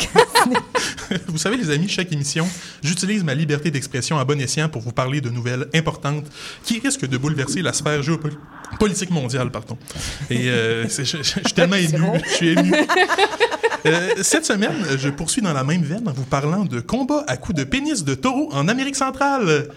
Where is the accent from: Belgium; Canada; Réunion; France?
Canada; Quebec City, Quebec; moved away; ma ville natale, Québec Cité